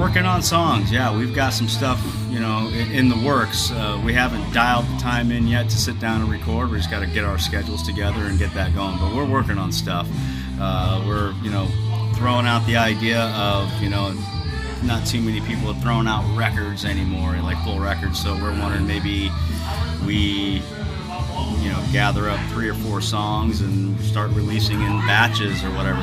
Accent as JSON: {"language": "English", "region": "Alaska", "country": "United States", "tie": "born or raised there", "also_born_or_lived": "Girdwood, Alaska / Anchorage, Alaska", "moved": "yes"}